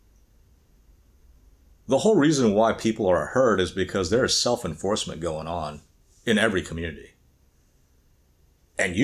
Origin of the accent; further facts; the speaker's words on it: the Bible Belt, Southern United States, United States; as a young child growing up in the Bible Belt